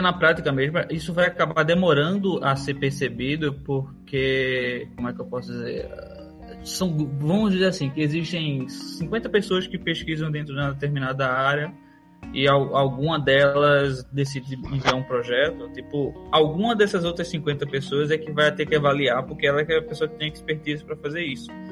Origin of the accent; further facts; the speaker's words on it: Northeast Brazil, Brazil; tem muitas palavras no Nordeste que a gente usa